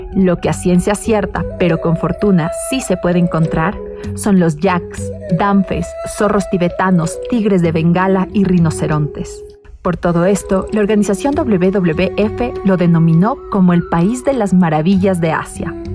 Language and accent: Spanish; Ecuador; moved away; Cuando regresé a Ecuador